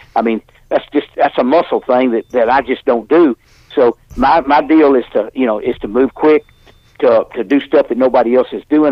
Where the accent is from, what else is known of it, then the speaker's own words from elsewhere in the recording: Birmingham, Alabama, United States; I went to Phillips High School in Birmingham, Alabama. That's where I live in Birmingham.